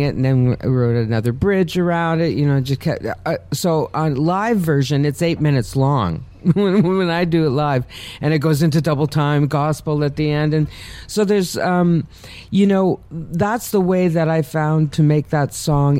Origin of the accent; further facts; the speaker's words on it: Hamilton, Ontario, Canada; we're both from Hamilton